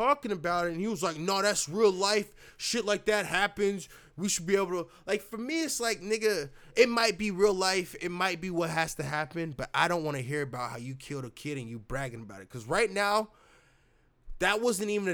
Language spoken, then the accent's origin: English; United States; I'm American